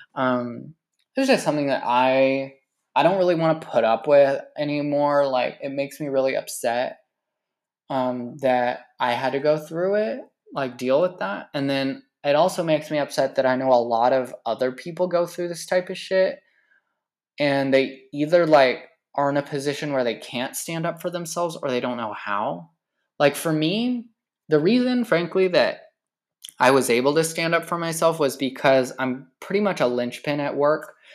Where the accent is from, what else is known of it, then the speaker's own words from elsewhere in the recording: California, United States; I've been working in my hometown, this small, tiny ass, bum-ass fucking town in the middle of nowhere in California